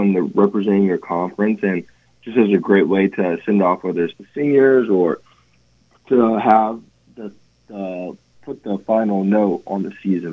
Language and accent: English; Atlanta, Georgia, United States; growing up in Atlanta, I did not grow up a Georgia fan, but I grew up a Falcons fan